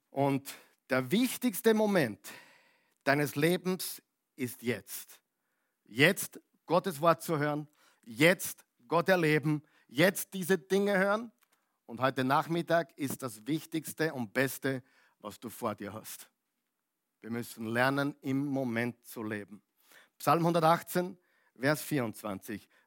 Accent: Upper Austria, Austria; also born or lived in United States; now in Vienna, Austria; da sind wir jetzt seit 25 Jahren da, als echter Oberösterreicher, von Amerika gekommen, Oberösterreich und jetzt sind wir eben in Wien.

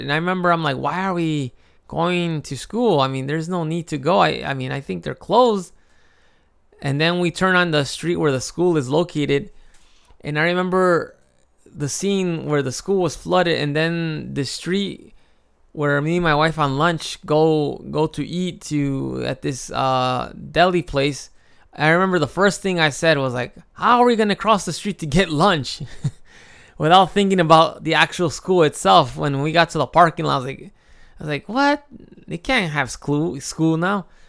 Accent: Chicago, Illinois, United States; moved away as an adult; now in Japan; I grew up in Chicago

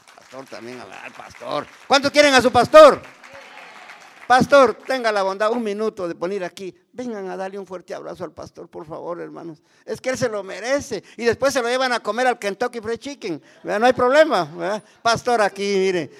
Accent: Guatemala; Yo sigo siempre con el Ministerio de la Poesía en Guatemala

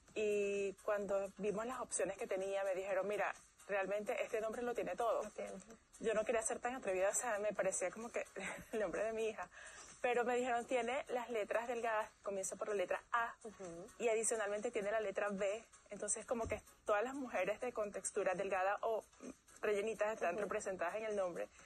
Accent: Venezuela; moved away; trabajé en tres compañías transnacionales en mi país, Venezuela

